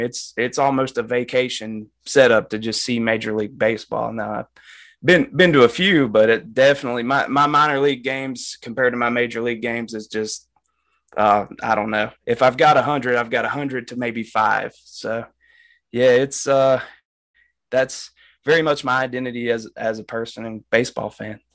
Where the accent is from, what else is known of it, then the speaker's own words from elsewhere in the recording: Appalachian Mountains, United States; I'm from the Appalachian Mountains